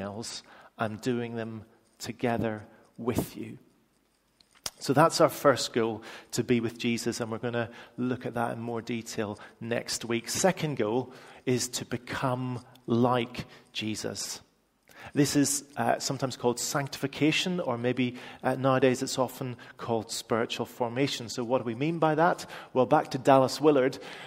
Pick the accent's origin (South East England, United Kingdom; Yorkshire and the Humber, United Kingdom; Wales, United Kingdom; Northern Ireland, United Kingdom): Northern Ireland, United Kingdom; Northern Irish; I'm Northern Irish